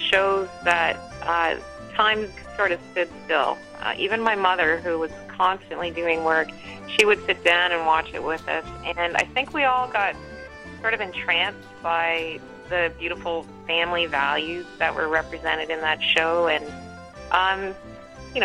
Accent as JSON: {"language": "English", "town": "Chatham", "region": "Ontario", "country": "Canada", "tie": "born or raised there", "lives_now": "Port Elgin, Canada", "said": "I was raised in Chatham, Ontario"}